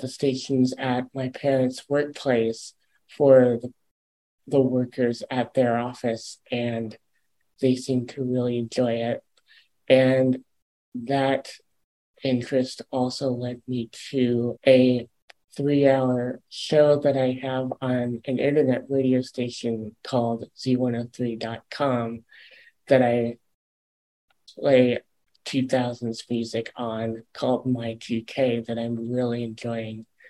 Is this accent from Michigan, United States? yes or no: yes; Ann Arbor, Michigan, United States; my own what's called a Part 15 radio station in my hometown of Ann Arbor